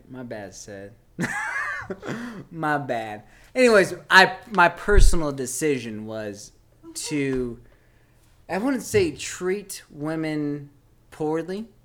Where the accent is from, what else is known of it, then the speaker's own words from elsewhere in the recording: South East England, United Kingdom; I'm from Kent. All right. I am from a small town, suburban town in Kent. I grew up in a cul de sac.